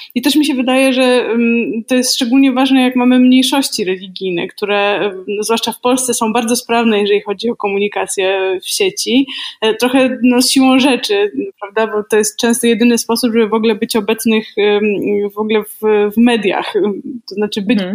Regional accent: a small town near Warsaw, Masovian Voivodeship, Poland; Ja jestem z małego miasta e, spod Warszawy, 17 tysięcy mieszkańców

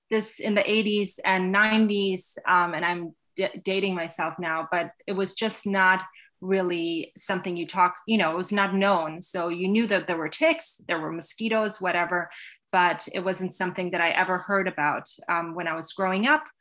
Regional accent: New York, United States; now in Connecticut, United States; before I moved here, I had spent my teen years in Westchester County, New York.

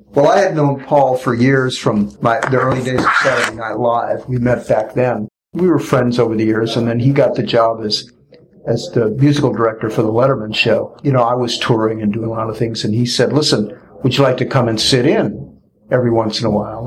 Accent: St. Louis, Missouri, United States; when I was growing up in St. Louis, they used to have these dances right around where I grew up

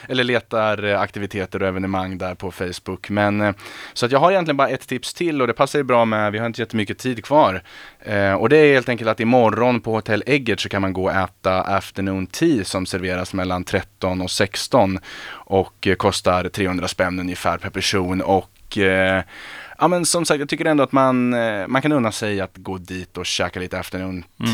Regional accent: Örebro, Örebro County, Sweden; jag är ju själv, jag är från Örebro

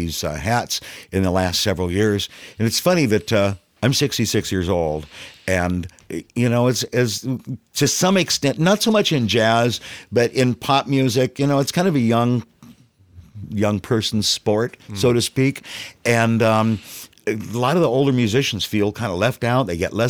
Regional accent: San Diego, California, United States; also born or lived in Pensacola, Florida / Seattle; I've been in San Diego the entire time since 57. Grew up in Kearney Mesa.

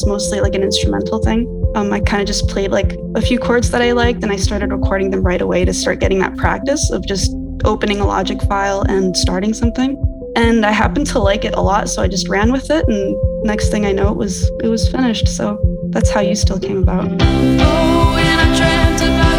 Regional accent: Kitchener-Waterloo, Ontario, Canada; So I was born and raised in Kitchener-Waterloo area in Canada

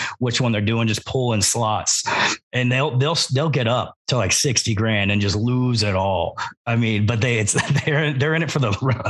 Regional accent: Oklahoma, United States; I grew up in Oklahoma.

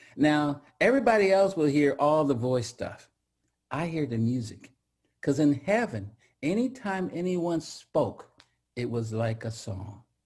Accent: Central Valley, California, United States; moved away; also born or lived in Seattle; I grew up in the Central Valley

